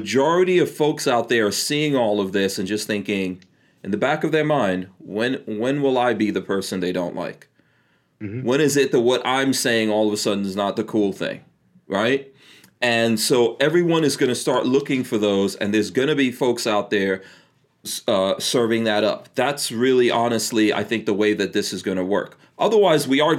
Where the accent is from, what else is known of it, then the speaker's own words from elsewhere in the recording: New York, United States; moved away as an adult; also born or lived in New Jersey; I grew up in New York, and I left New York because it was so terrible. Moved to New Jersey